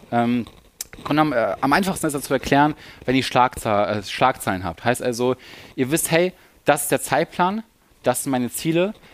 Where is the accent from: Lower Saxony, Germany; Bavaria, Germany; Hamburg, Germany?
Lower Saxony, Germany; also wir kommen aus der Nähe von Hannover